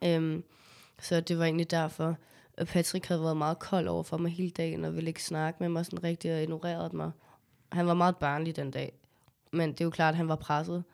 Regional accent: Copenhagen, Capital Region of Denmark, Denmark; jeg er jo født og opvokset på Amager

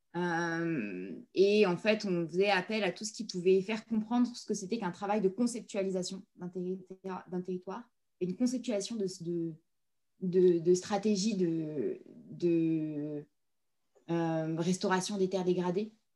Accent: Provence-Alpes-Côte d'Azur, France; moved away; Je suis une montagnarde, je viens des Hautes-Alpes

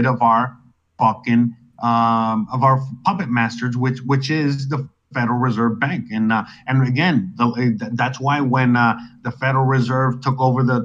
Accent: United States; my country of birth is the United States of America, so I am American

